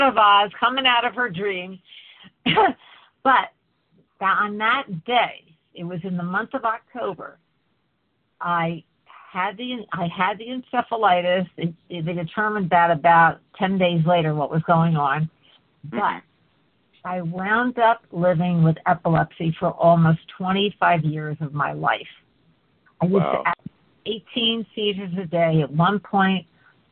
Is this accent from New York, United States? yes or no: yes; Port Jervis, New York, United States; moved away as an adult; I was born in Port Jervis, New York. My dad was born there. And I lived there until I finished college.